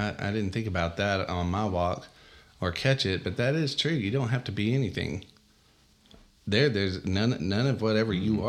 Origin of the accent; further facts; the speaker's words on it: Texas, United States; We're Texan.